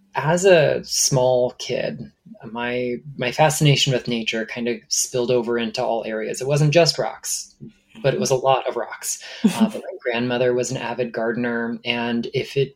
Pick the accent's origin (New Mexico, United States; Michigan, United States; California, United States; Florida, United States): Florida, United States; Stuart; my hometown of Stuart, Florida